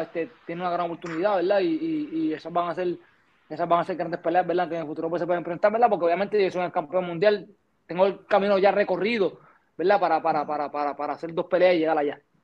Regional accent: Puerto Rico; De donde yo vengo, de donde yo me crié

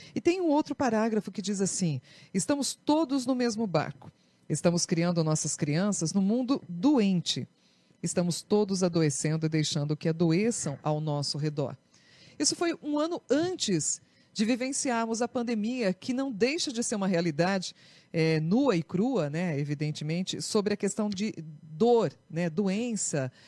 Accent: Brazil; nós que somos brasileiros

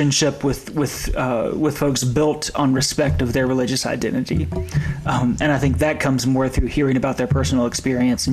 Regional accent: the South, United States; I growing up in the South

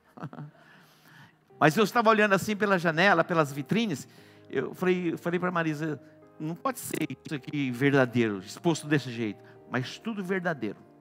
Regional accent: Douradina, Brazil; moved away; Douradina, minha cidade natal

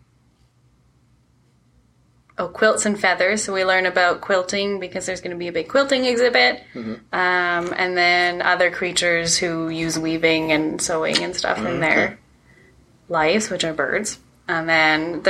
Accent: Delta, British Columbia, Canada; I grew up in North Delta

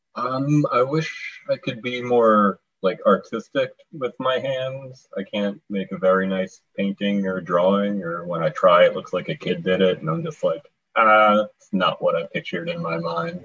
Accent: Long Island, New York, United States; now in Connecticut, United States; I'm originally from Long Island. I live in Connecticut now

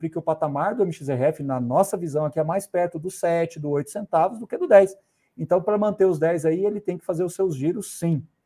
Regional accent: Morrinhos, Goiás, Brazil; born there; você me fez voltar lá em Morrinhos, agora onde eu nasci, viu?

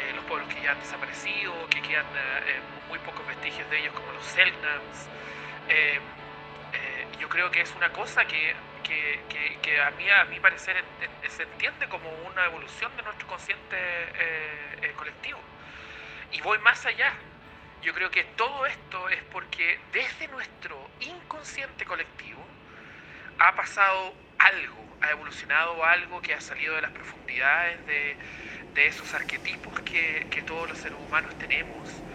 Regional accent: Chile; now in New Zealand; el viaje que hemos emprendido nosotros como chilenos. A pesar de que yo me encuentre viviendo en otro país, me siento parte del mismo proceso

